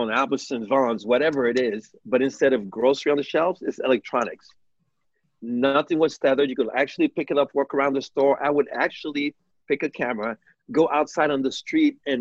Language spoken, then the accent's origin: English; Montreal, Quebec, Canada; born or raised there; also born or lived in New York, United States / Haiti